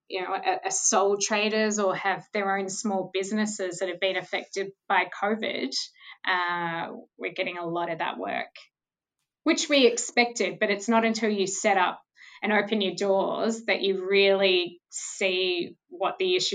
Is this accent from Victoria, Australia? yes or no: yes; Mornington Peninsula, Victoria, Australia; I grew up on the Mornington Peninsula